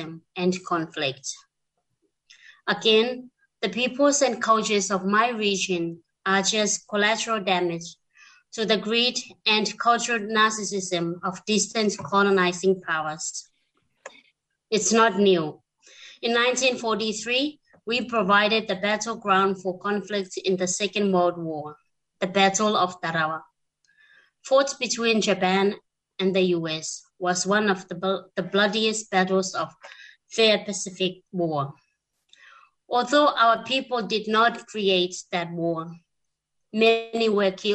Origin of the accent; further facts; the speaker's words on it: Kiribati; now in Australia; I'm myself originally from Kiribati and I now reside in Australia